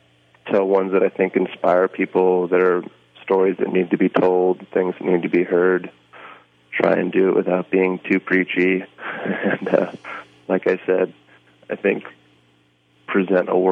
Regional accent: New York, United States; now in Berlin, Germany; Although I live in Berlin, Germany, I'm American from New York, but I live here.

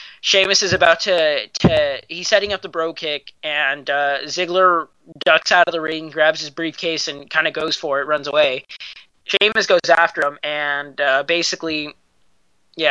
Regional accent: California, United States; I'm from California

